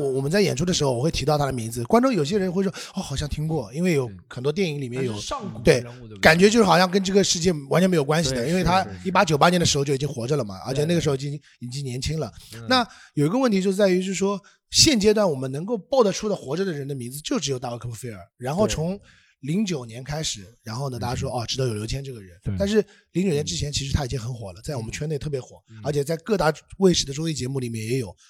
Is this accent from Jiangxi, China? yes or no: no; Shanghai, China; 我上海人。